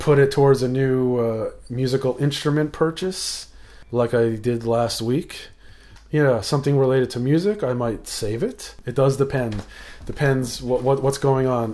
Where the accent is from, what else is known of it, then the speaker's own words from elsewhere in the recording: Rockland County, New York, United States; now in Yonkers, United States; I was born in New York City, but then grew up in the suburbs, about an hour north of the city, uh, in, um, Rockland County